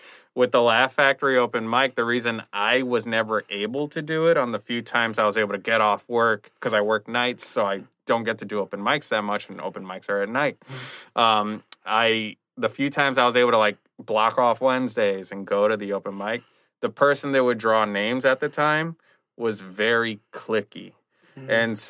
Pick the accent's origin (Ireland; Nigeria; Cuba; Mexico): Mexico; Ixtapan de la Sal, State of Mexico; born there; So I was born in Ixtapan de la Sal.